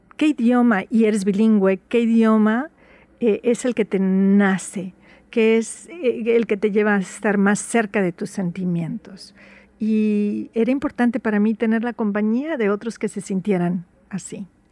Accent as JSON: {"language": "Spanish", "region": "Veracruz", "country": "Mexico", "tie": "born or raised there", "first_language": "Spanish", "moved": "yes", "lives_now": "Seattle, United States", "said": "Soy jarocha, orgullosamente jarocha. Nací en Veracruz y llevo aquí en Seattle más o menos como más de 40 años"}